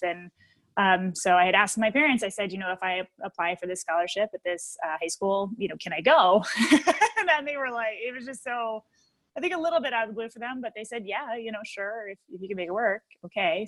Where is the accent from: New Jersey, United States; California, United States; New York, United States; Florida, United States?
New Jersey, United States; northern; I grew up in New Jersey, uh, northern New Jersey.